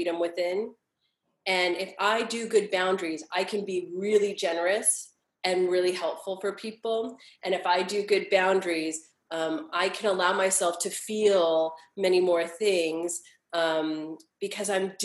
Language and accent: English; Los Angeles, California, United States; I was born and raised here in Los Angeles.